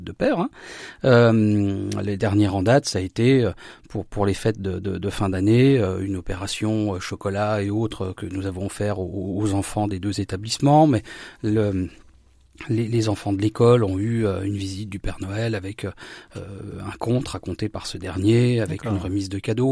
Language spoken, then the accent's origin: French; Saint-Hilaire-au-Temple, Grand Est, France; mon village natal, Saint-Hilaire-au-Temple